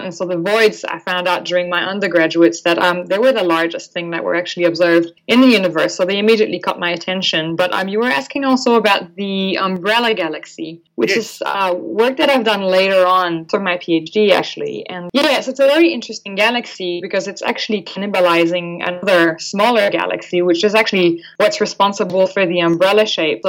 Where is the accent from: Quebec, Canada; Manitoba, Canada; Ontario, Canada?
Quebec, Canada; first language French; English is a second language; moved away as an adult; now in Australia; I'm actually from the Francophone part of Canada, so the East Coast, Quebec province to be precise